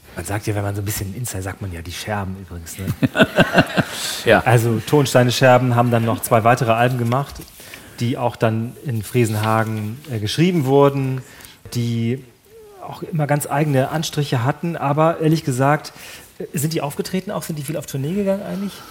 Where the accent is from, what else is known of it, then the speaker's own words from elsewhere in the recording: North Frisia, Schleswig-Holstein, Germany; ich, ich komme aus der Gegend da, ich komme wirklich da aus, aus, der Gegend aus Nordfriesland